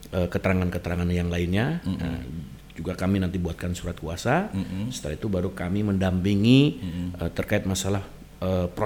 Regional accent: Sumedang, West Java, Indonesia; saya kebetulan asli orang Jawa Barat

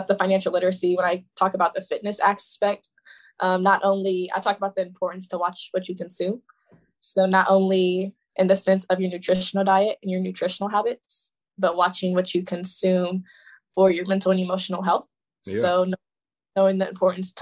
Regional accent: Lima, Ohio, United States; now in Youngstown, United States; my hometown is called Lima, Ohio, but it's in between Dayton and Toledo

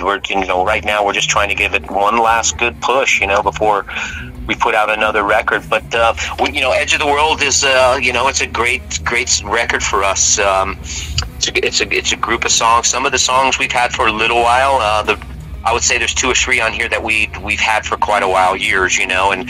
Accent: Houston, Texas, United States; also born or lived in Richmond, Virginia; We're from Houston

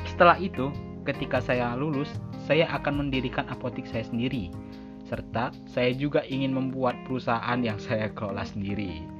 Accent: Palembang, South Sumatra, Indonesia; born there; Saya lahir di Palembang tanggal 21 November 2003. Saya tinggal di Sumatera Selatan, Kota Palembang.

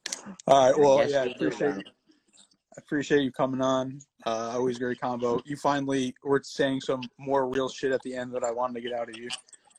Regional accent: Connecticut, United States; I said I was from Connecticut

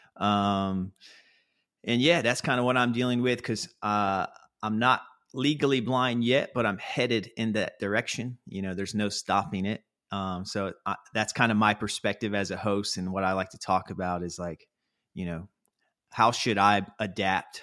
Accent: North Carolina, United States; moved away as an adult; now in New York City, United States; I grew up in North Carolina

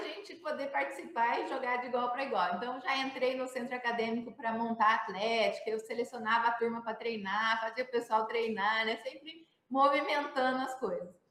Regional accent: Campinas, São Paulo, Brazil; eu sou campineira, né? Estudei, comecei, estudei no SESI

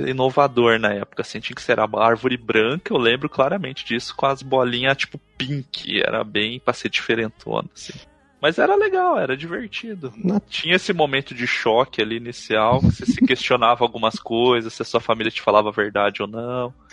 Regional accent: Cuiabá, Mato Grosso, Brazil; born there; now in Curitiba, Brazil; eu nasci em Cuiabá, no Mato Grosso. Embora a minha parte da minha família seja do sul aqui do Brasil, que eu moro em Curitiba agora.

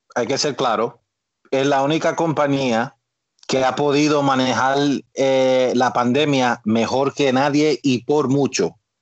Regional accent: New Jersey, United States; aún siendo nacido y criado acá

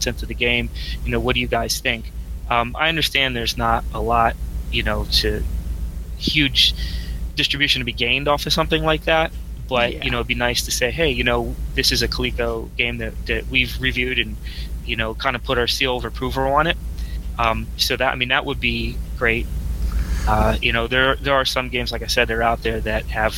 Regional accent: Pittsburgh, Pennsylvania, United States; moved away; I was born in Pittsburgh, so it's kind of my hometown there.

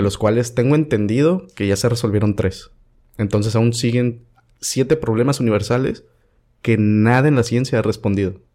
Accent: Veracruz, Mexico; soy de Veracruz

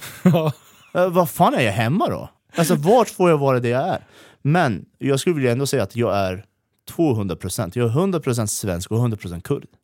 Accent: Iran; also born or lived in Erbil, Iraq; now in Sweden; jag är kurd ifrån Iran. Ja. Men vi var tvungna att fly därifrån. Eh, så vi åkte till Irak.

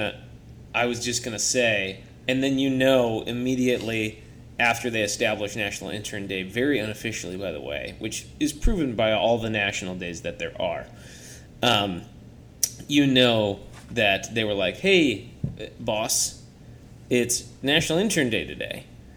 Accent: Tennessee, United States; born there; I was born in Tennessee

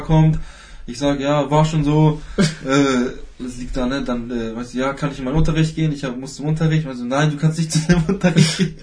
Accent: Hanover, Lower Saxony, Germany; ich komme komm aus Hannover

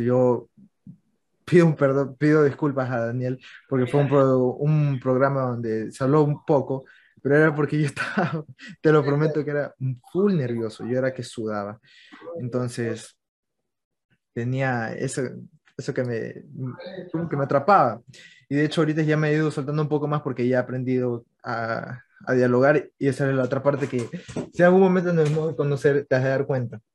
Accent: Manta, Manabí, Ecuador; yo también soy de Manta

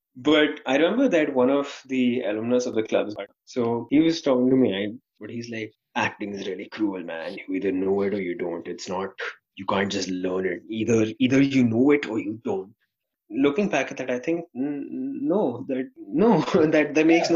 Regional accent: India; as an Indian person

